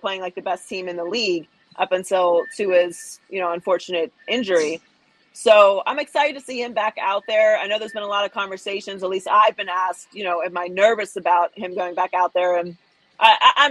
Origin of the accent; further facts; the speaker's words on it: Pittsburgh, Pennsylvania, United States; moved away as an adult; also born or lived in Miami, Florida; I was born and raised in Pittsburgh, Pennsylvania, in Turtle Creek, and then in Churchill